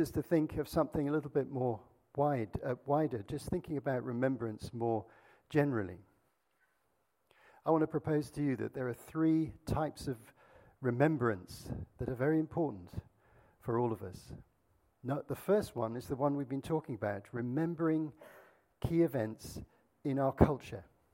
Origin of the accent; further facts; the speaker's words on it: Azad Kashmir, Pakistan; I grew up in Pakistan, and our family lived very near the border with India, not so far away, in a place called Kashmir on the foothills of the Himalayas